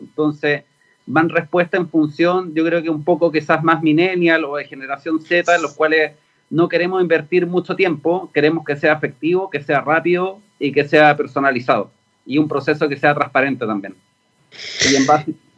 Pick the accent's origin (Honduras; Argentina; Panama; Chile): Chile; en Chile somos un mercado chiquitito piloto, que somos 20 millones